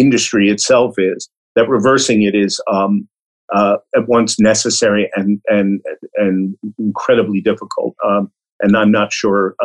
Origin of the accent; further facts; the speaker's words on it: New York City, New York, United States; I grew up in Brooklyn, New York, and I got contact with animals through zoos